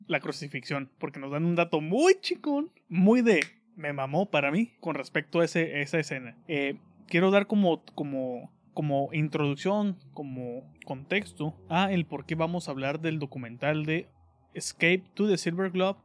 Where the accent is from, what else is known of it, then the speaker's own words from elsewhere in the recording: Mexico; soy de México.